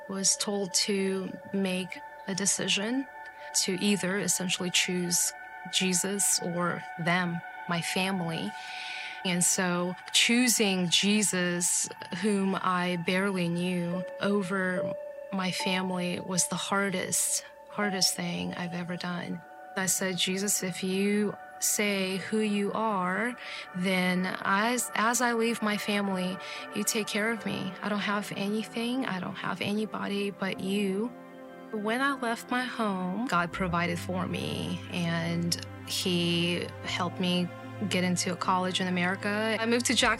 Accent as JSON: {"language": "English", "country": "Kazakhstan", "tie": "born or raised there", "moved": "yes", "said": "I grew up in Kazakhstan"}